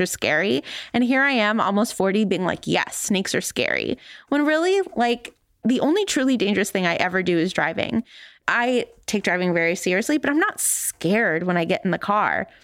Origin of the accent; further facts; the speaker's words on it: California, United States; moved away; I grew up in California